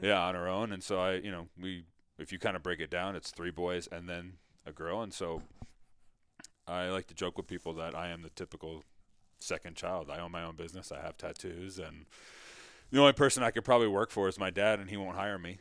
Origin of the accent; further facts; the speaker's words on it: Mamaroneck, New York, United States; I grew up in Mamaroneck, New York, which is just outside New York City.